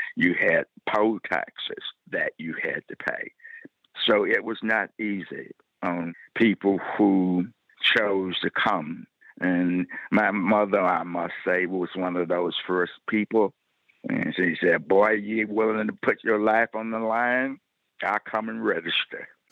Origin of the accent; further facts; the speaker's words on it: Troy, Alabama, United States; moved away; coming back to my hometown